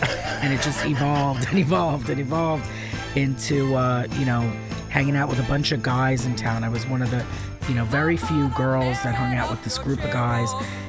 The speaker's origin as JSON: {"language": "English", "town": "Old Bridge", "region": "New Jersey", "country": "United States", "tie": "born or raised there", "said": "Old Bridge, New Jersey."}